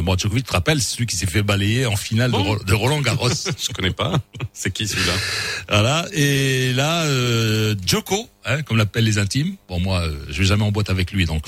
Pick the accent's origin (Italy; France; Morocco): Morocco; chez nous au Maroc